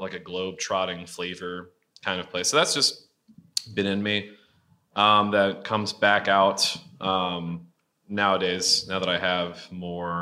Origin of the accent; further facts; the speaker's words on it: the South, United States; moved away; I'm from the South originally